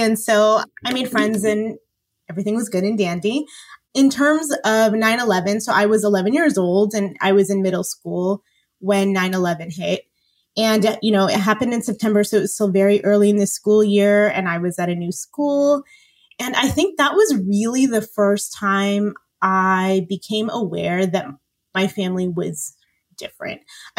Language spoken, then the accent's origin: English; California, United States; also born or lived in Ireland; I was born in Ireland. They lived there for a couple of years. They moved to the UK after. They lived in Bahrain for a while, and then Egypt. And then they finally made it to the United States. So I was 3 and a half when they moved to Northern California.